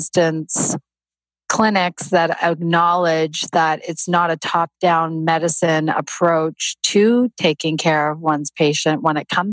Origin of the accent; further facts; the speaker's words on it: Canada; moved away as an adult; also born or lived in Toronto, Canada; now in United States; I grew up in Canada and I was living in Toronto at the time.